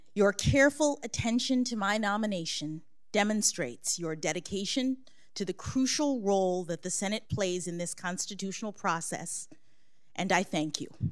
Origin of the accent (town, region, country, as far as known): Washington, District of Columbia, United States; born or raised there